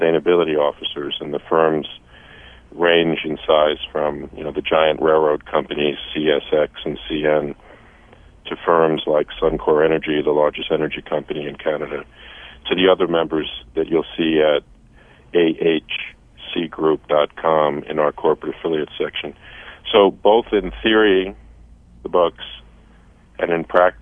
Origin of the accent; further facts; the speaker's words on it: Saratoga, United States; my hometown of Saratoga